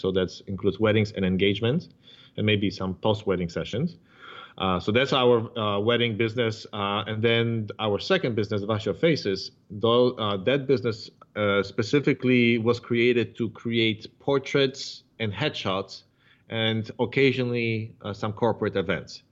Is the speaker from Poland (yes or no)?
yes; Warsaw, Masovian Voivodeship, Poland; now in San Diego, United States; I am uh, originally from Poland, from Warsaw